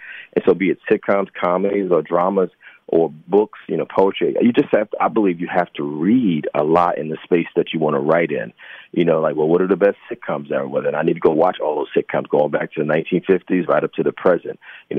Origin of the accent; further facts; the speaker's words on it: New Jersey, United States; now in New York, United States; Well, Jersey, and I've lived in New York for almost 30 years, so mm-hmm. New York and New Jersey